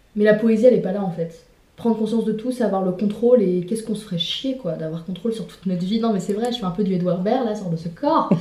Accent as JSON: {"language": "French", "town": "Le Mans", "region": "Pays de la Loire", "country": "France", "tie": "born or raised there", "moved": "as an adult", "said": "j'ai grandi jusqu'à mes 18 ans au Mans"}